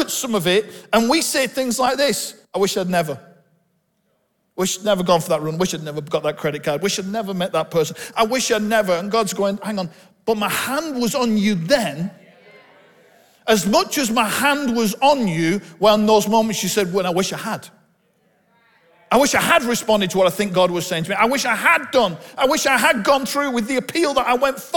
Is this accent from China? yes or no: no; Bolton, North West England, United Kingdom; I'm from Bolton. I was born just up the road in the hospital in Bolton that my dad was born in.